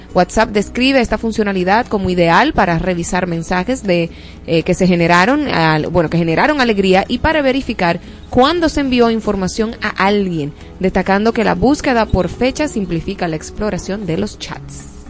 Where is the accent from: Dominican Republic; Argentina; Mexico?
Dominican Republic